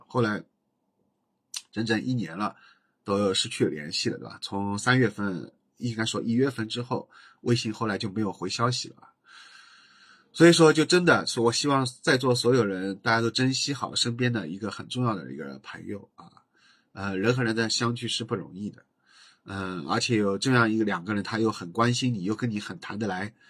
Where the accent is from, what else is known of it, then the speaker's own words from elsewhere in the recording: Jinshan Petrochemical, Jinshan, Shanghai, China; 就讲我老家的这期节目